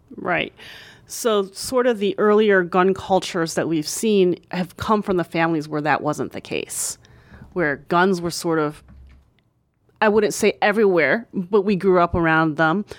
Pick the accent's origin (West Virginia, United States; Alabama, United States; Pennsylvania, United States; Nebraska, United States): Pennsylvania, United States; right outside of Philadelphia; also born or lived in New York; my hometown right outside of Philadelphia